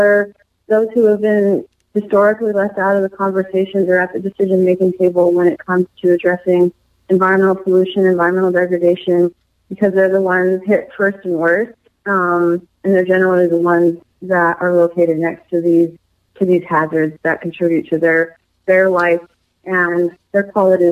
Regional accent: Southern Oregon, United States; I grew up in Southern Oregon.

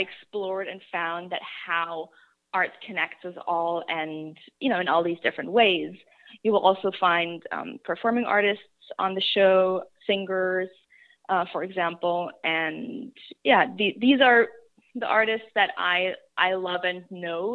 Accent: Germany; moved away; I grew up in Germany. I'm German.

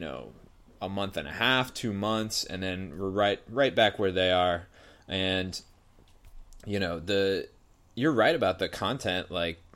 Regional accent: New England, United States; moved away as an adult; now in California, United States; even though I grew up on the East Coast, I have not been back to do anything in the Adirondacks. I was in New England

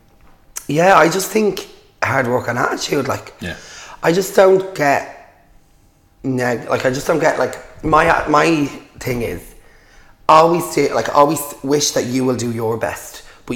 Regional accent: Dublin, Leinster, Ireland; I'm from St. Mary's Mansions in Shamrock-Tamer Street

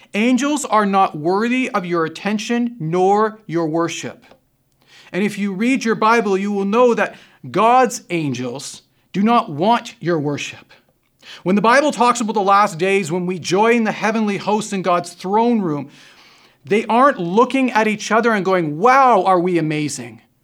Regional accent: Canada; we're Canadian

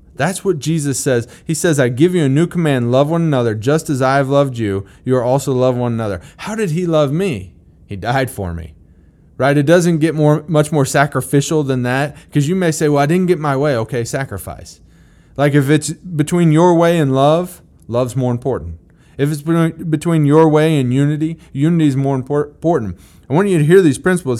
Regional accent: Missouri, United States; I'm from Missouri

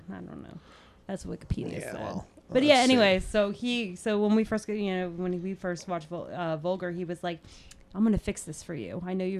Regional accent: New Jersey, United States; moved away; I'm from Jersey originally. I'm a Jersey girl.

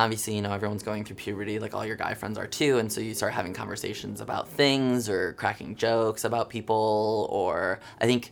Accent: Jackson, Michigan, United States; I am from Jackson, Michigan, about 70 miles west of Detroit

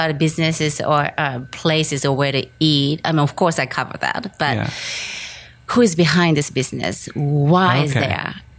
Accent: Japan; English is a second language; moved away as an adult; also born or lived in Osaka, Japan / Nagoya, Japan / Tokyo, Japan / Sendai, Japan; now in Los Angeles, United States; I was born in Osaka, Japan, mm-hmm, and raised in Nagoya, Tokyo, and Sendai. And I moved to New York when I was 25. And then I came to LA after that, long time later. And now I'm here in LA.

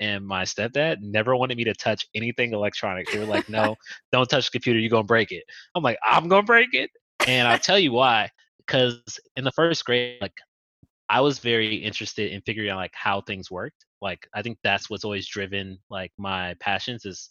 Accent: Compton, California, United States; where I grew up in Compton

